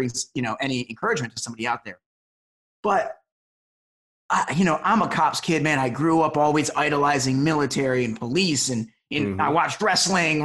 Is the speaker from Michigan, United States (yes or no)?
yes; Detroit, Michigan, United States; now in Los Angeles, United States; I grew up in Metro Detroit, you know, was the son of a cop